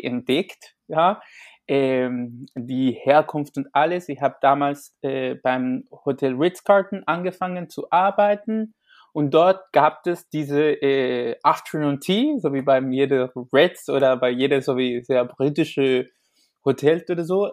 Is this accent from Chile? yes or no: yes; Chile; German is a second language; moved away; also born or lived in Taiwan; ich komme ich komme ursprünglich aus Chile. Ich komme aus einem Land, die viel Tee trinkt.